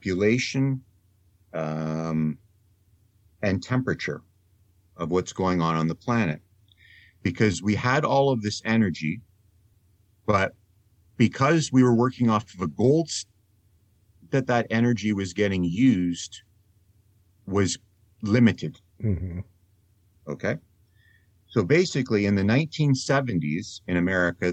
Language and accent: English; Canada; also born or lived in Netherlands; I am Canadian and I am also Dutch, I'm a dual citizen